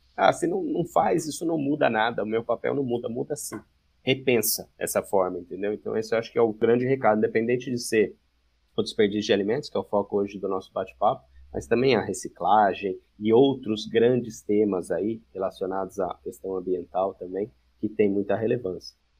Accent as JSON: {"language": "Portuguese", "town": "Campinas", "region": "São Paulo", "country": "Brazil", "said": "eu sou de Campinas"}